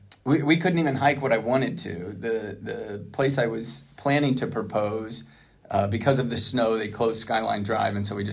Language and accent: English; Virginia, United States; also born or lived in Tulsa, Oklahoma / Utah / Washington, D.C.; I was born in Tulsa, Oklahoma, lived in Utah for a little bit, settled in Virginia by the time I was 7. I lived in the Tuckahoe Ward before it split into Tuckahoe-Gayton.